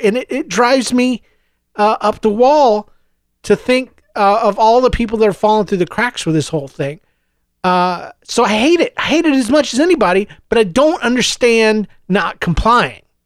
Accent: United States; now in Saint Louis, United States; being an American

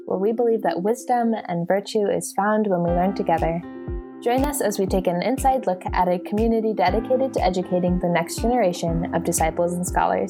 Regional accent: Texas, United States; moved away as an adult; I'm from Texas.

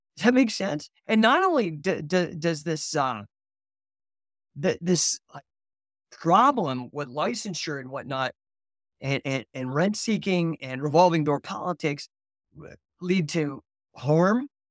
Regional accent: near Rocky Flats, Colorado, United States; I did grow up within ten miles of Rocky Flats here in Colorado

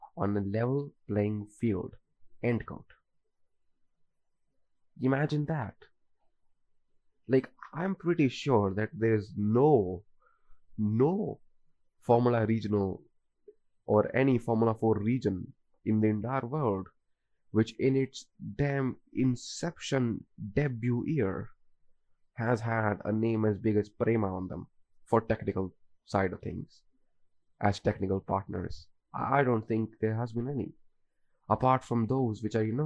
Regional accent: India; as an Indian

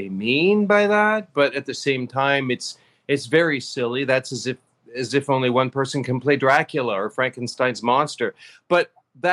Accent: Kansas, United States; moved away; also born or lived in New York; I've lived in New York, so I guess you could say I'm from New York. But I grew up in Kansas

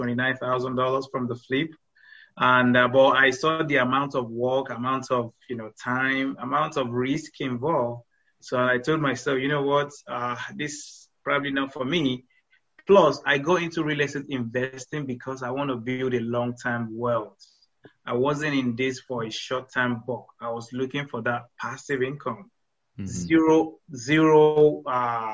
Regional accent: Nigeria; moved away as an adult; now in United States

